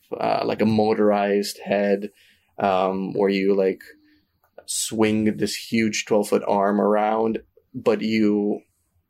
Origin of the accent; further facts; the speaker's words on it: Canada; we're Canadian